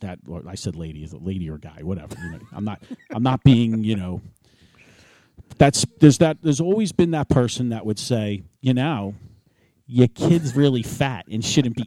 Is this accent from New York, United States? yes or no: yes; New York City, New York, United States; moved away as an adult; also born or lived in Hopewell Township, New Jersey; I grew up with it in New York City